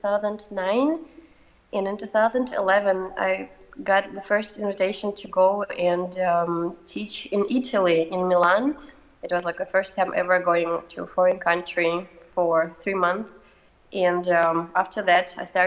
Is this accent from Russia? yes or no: yes; Moscow, Russia; English is a second language; moved away as an adult; now in Copenhagen, Denmark; I'm from Moscow, from Russia, and all my family is there too.